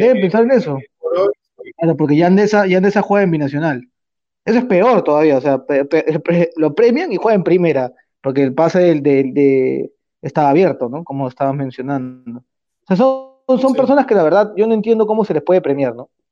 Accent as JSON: {"language": "Spanish", "country": "Peru", "said": "nosotros como peruanos"}